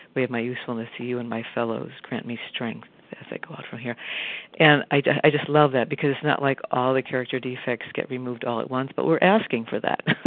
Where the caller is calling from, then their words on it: Arlington, Massachusetts, United States; from Arlington, Massachusetts.